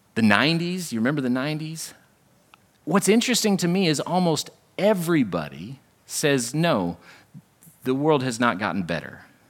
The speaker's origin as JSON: {"language": "English", "country": "United States", "tie": "born or raised there", "said": "this is simply the accident of my birth. There's no reason why I'm American and not North Korean"}